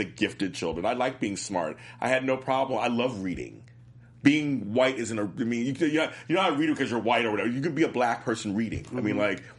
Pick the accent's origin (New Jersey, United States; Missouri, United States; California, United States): California, United States; Los Angeles; I grew up in South Central LA.